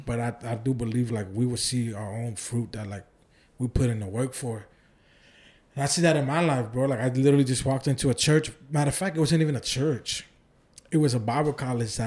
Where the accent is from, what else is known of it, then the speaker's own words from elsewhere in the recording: Oakland, California, United States; moved away as an adult; also born or lived in Santa Ana, California; now in Houston, United States; I was weeks old when I moved up there and I was raised in Oakland my whole life. And I moved to Houston twenty thirteen